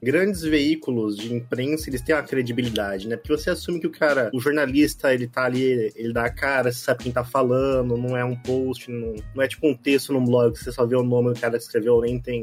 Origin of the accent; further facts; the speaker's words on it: Brazil; a gente é brasileiro, gosta de futebol